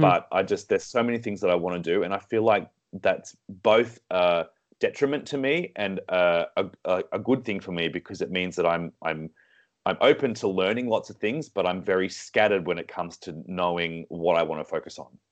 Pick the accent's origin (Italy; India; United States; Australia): Australia; Sydney, New South Wales; moved away; also born or lived in Singapore; Sydney, born and raised